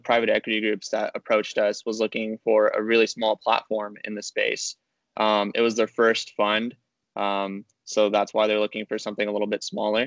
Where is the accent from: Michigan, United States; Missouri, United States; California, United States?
California, United States; Riverside; I'm originally from Riverside, California.